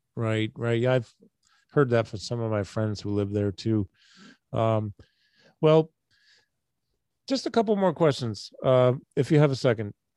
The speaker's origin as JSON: {"language": "English", "town": "Syracuse", "region": "New York", "country": "United States", "tie": "born or raised there", "also_born_or_lived": "Chicago", "said": "I grew up in Syracuse."}